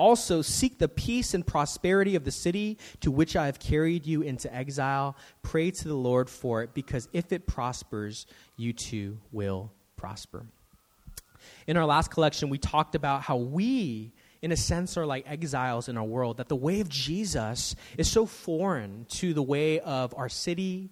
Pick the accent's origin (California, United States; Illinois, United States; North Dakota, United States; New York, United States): California, United States; San Francisco; I'm a native. I was born here in San Francisco.